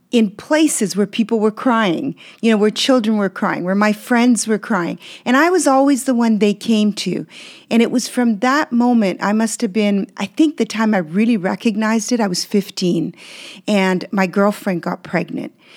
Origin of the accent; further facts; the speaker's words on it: Canada; English is a second language; also born or lived in Belgium; when we moved to Canada from Belgium where I was born.